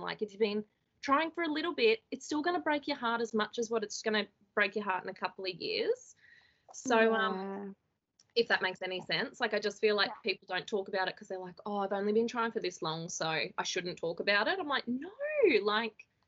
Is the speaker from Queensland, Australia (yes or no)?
yes; Toowoomba, Queensland, Australia; I'm from Toowoomba, and I live with my husband